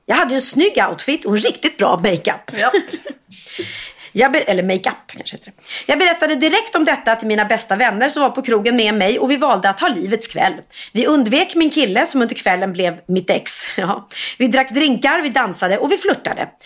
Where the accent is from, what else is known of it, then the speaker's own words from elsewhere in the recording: Gustavsberg, Stockholm County, Sweden; jag är då uppvuxen eh, på Värmdö och gick i skola i Gustavsberg